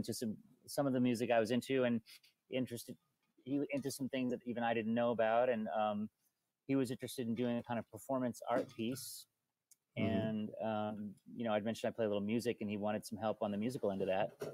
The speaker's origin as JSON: {"language": "English", "town": "Bellingham", "region": "Washington", "country": "United States", "tie": "born or raised there", "also_born_or_lived": "Seattle", "said": "we came from Bellingham. We didn't grow up in Seattle"}